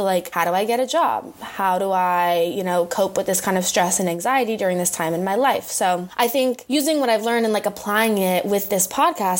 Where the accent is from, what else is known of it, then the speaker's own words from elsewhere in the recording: San Francisco, California, United States; moved away as an adult; now in San Diego, United States; I grew up in San Francisco. I'm a California girl at heart